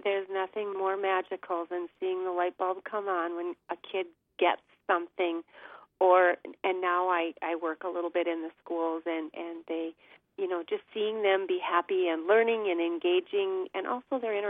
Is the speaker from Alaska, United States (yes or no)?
no; Roseau, Minnesota, United States; now in Karlstad, United States; I was born and raised in Roseau, Minnesota.